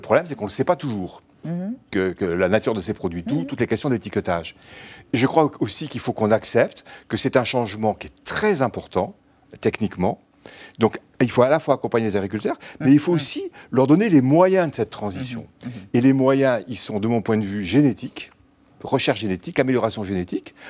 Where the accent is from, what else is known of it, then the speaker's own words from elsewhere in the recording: Bordeaux, Nouvelle-Aquitaine, France; moved away; also born or lived in Normandy; je suis bordelais d'origine